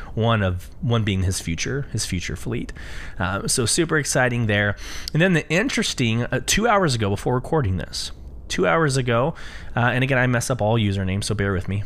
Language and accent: English; Austin, Texas, United States; I'm from Austin, Texas.